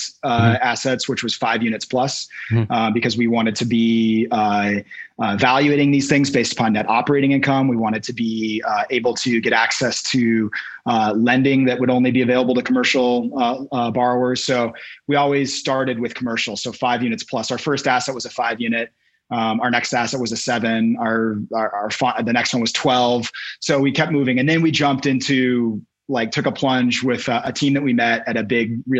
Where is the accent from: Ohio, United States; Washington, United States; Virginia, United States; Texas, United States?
Washington, United States; moved away as an adult; now in Boulder, United States; we began acquiring small multifamilies in my hometown of Washington, in Washington State.